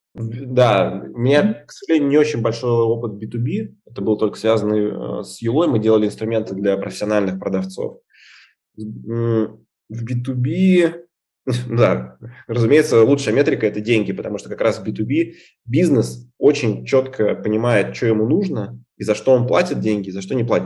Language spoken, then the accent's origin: Russian; Izhevsk, Udmurtia, Russia; moved away; Я вообще сам из Ижевска